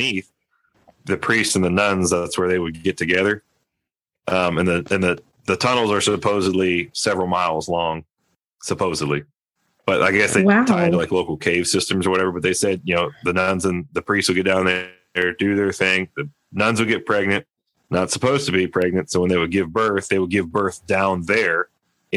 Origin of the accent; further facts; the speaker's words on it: Ohio, United States; moved away; from my hometown, though, I'm from back east in Ohio